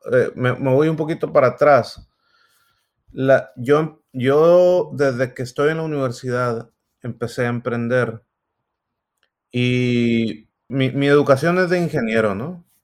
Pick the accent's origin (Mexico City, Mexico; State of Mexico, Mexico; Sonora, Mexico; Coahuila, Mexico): Sonora, Mexico; moved away as an adult; now in Silicon Valley, United States; yo soy, soy de Sonora, ahí nací, ahí crecí, hasta que vine en algún momento por ahí en el 2006 a Silicon Valley. Por unos años luego me volví a Sonora de nuevo y, estoy acá otra vez.